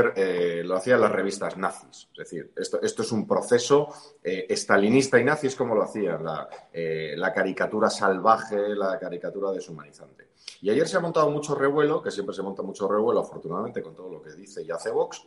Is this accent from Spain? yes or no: yes; Spain; los españoles